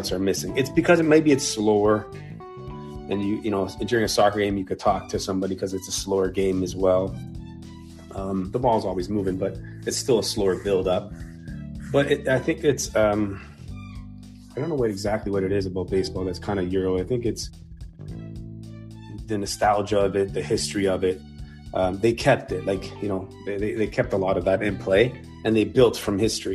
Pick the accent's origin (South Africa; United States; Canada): Canada; Woodbridge, Ontario; I grew up in Woodbridge with all soccer, like soccer and hockey.